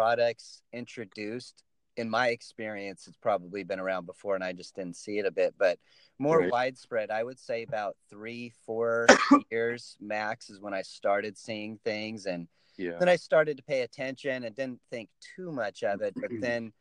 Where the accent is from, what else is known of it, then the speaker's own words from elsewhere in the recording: Northern California, United States; originally I'm from Northern California